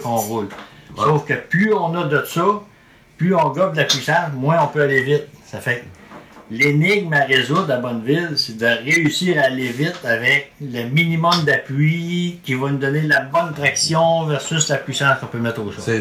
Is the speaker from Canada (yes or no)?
yes; Quebec, Canada; chez nous au Québec